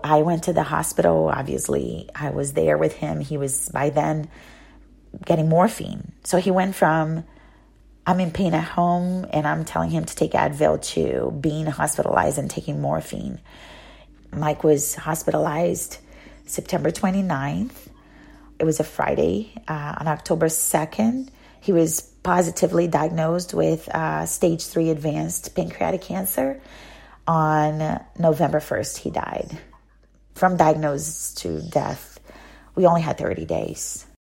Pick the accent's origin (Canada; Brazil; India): Brazil; Salvador, Bahia; first language Portuguese; English is a second language; moved away as an adult; also born or lived in Rio de Janeiro, Brazil / Arizona, United States; now in United States; I'm from Brazil originally, from a very special place in Brazil called Bahia, the state of Bahia, the city of Salvador